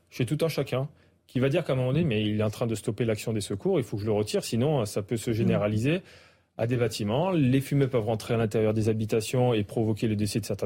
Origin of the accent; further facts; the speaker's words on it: southern France, France; on vient du sud de la France